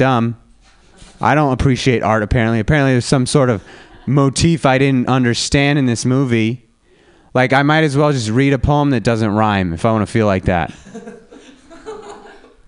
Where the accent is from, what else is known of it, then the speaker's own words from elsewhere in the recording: Reno, Nevada, United States; now in San Francisco, United States; I'm from Reno, Nevada.